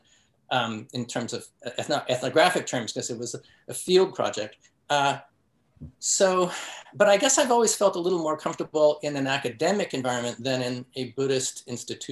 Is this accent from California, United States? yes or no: yes; San Francisco, California, United States; I grew up in San Francisco